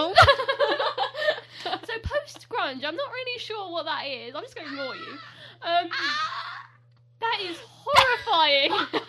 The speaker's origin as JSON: {"language": "English", "country": "United Kingdom", "said": "when they do British accents, like, we don't talk like that."}